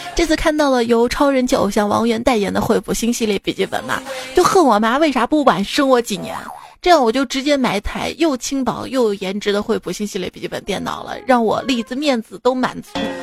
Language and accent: Chinese; Xi'an, Shaanxi, China; also born or lived in Chengdu; 我是西安人